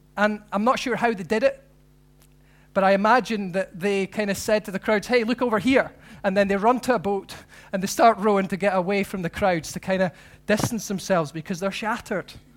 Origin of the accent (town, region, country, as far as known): Scotland, United Kingdom